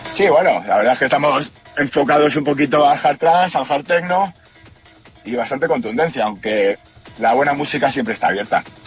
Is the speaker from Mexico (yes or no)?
no; Spain; como español en Suiza